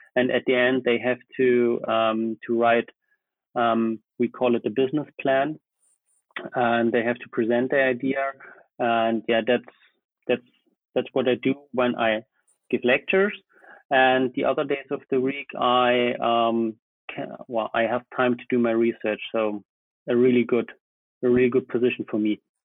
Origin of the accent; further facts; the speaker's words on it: Germany; also born or lived in Potsdam / Bayreuth; I studied in Potsdam, so it was not far away from my hometown